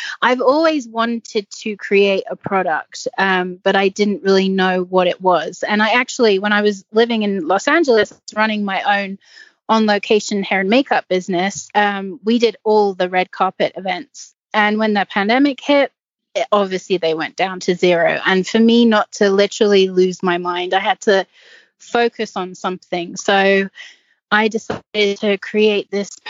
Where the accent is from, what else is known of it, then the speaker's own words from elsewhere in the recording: English countryside, England, United Kingdom; now in United States; I grew up on in the English countryside trails, galloping through the woods and jumping anything I can jump.